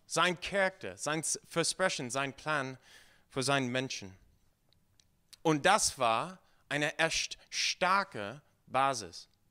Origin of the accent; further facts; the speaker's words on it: United States; German is a second language; now in Germany; Ich komme ursprünglich aus den USA.